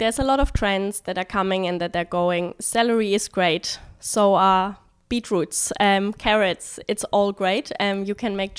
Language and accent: English; Germany; also born or lived in London, United Kingdom; now in China; In Germany.